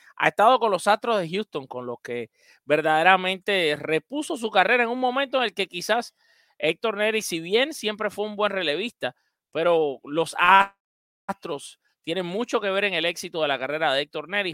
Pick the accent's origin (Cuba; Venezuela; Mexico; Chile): Cuba; now in Miami, United States; mi tierra, Cuba